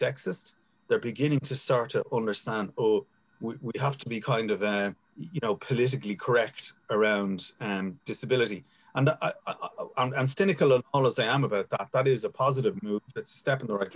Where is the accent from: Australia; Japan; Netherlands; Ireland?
Ireland; Dublin, Leinster; I grew up in Finglas and I was in the army for 11 years